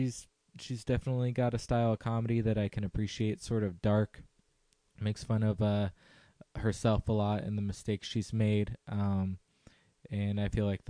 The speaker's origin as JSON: {"language": "English", "area": "Visalia or Fresno", "region": "California", "country": "United States", "tie": "born or raised there", "said": "my hometown area of Visalia or Fresno"}